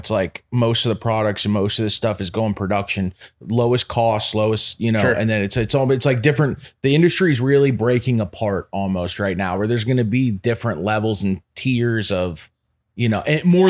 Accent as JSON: {"language": "English", "region": "Florida", "country": "United States", "said": "We're from Florida. They don't wrap around Florida weed either."}